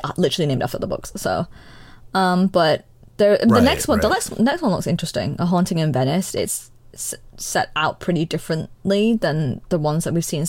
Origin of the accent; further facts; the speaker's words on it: United Kingdom; I'm British